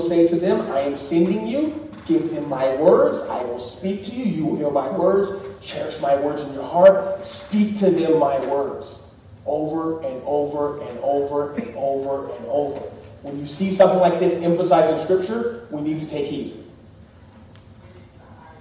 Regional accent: Austin, Texas, United States; moved away; I'm from Austin, but I'm here

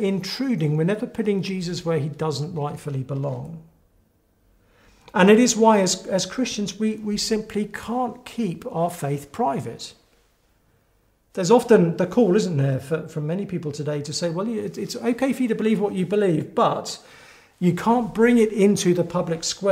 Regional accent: England, United Kingdom; I'm from England, often spending time in the States as well.

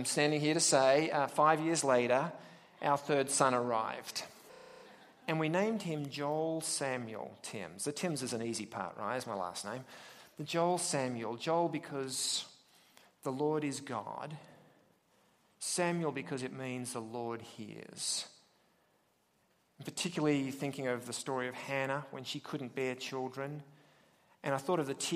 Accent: Australia; accent: Australian; now in United States; I'm from William Jessop University via, well, Australia

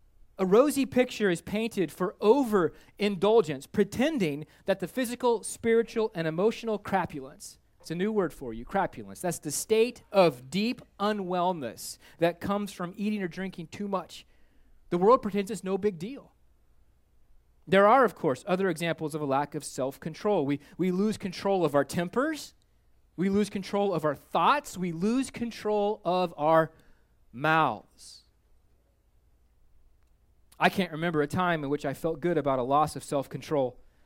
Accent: Minnesota, United States; not because I'm a snowbird from Minnesota.

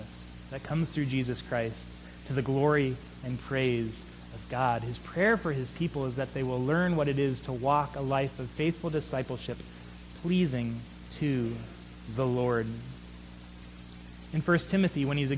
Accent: United States

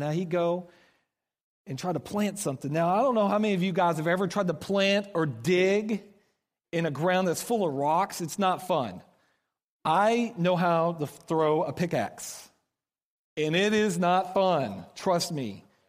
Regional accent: Oklahoma, United States; moved away as an adult; now in Kansas City, United States; we're from Oklahoma.

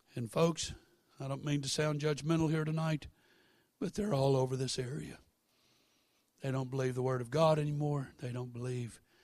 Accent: Baton Rouge, Louisiana, United States; I was born and raised in Baton Rouge

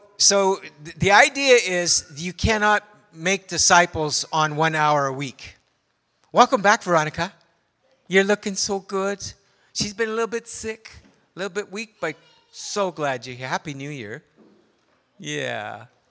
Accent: Canada; I'm a Canadian

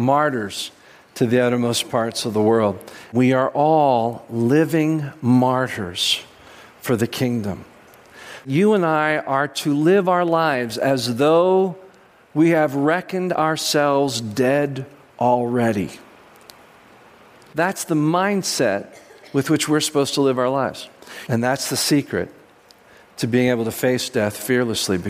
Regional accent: United States; as American Christians

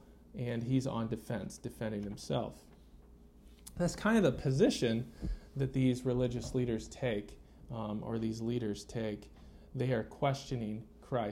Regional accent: United States; moved away; I grew up in America

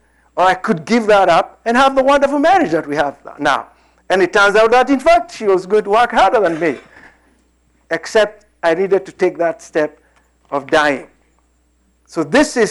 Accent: Kenya; moved away as an adult; also born or lived in Lafayette, Indiana; We had come out of British whatever colony in 1963. I was born in the British colony

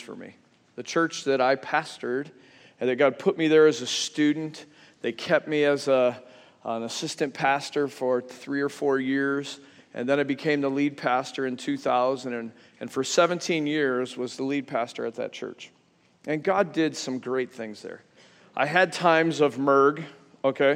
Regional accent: Western New York, United States; I grew up in Western New York.

